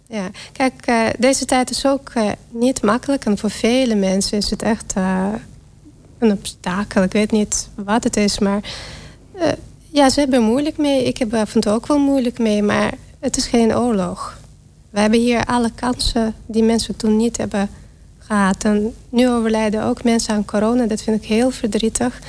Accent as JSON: {"language": "Dutch", "country": "Belarus", "second_language": "Dutch", "moved": "yes", "lives_now": "Netherlands", "said": "En ik kom uit Wit-Rusland. Dat is natuurlijk wat te horen aan mijn accent"}